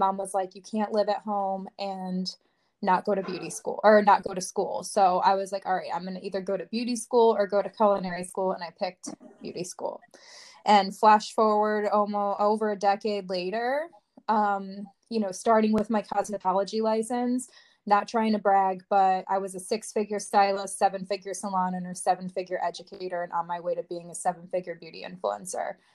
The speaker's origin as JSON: {"language": "English", "town": "Watertown", "region": "Connecticut", "country": "United States", "tie": "born or raised there", "said": "I'm from Watertown, Connecticut, and I've lived in Connecticut my whole life."}